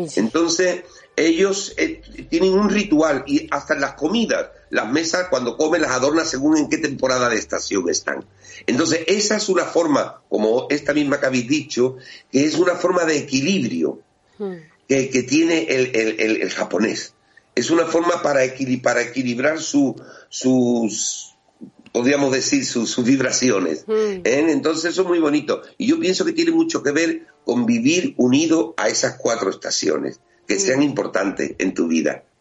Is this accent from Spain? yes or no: yes; Spain; aquí a mi tierra